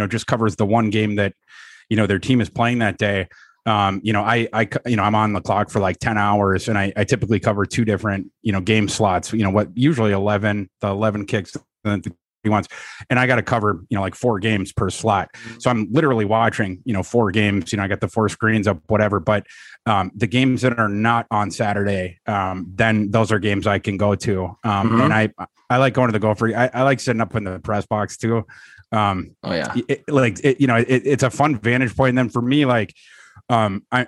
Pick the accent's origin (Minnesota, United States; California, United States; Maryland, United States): Minnesota, United States; Brainerd; moved away; also born or lived in Iowa; I'm from Brainerd, Minnesota.